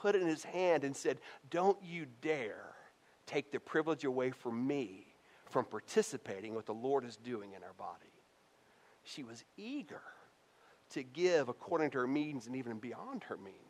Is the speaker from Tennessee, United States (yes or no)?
yes; Tennessee, United States; I'm from Tennessee